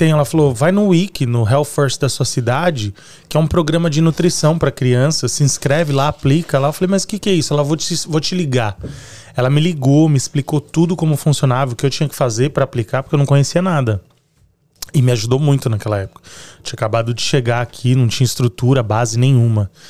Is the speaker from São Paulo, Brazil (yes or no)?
yes; São Paulo, Brazil; moved away as an adult; now in Fall River, United States; São Paulo.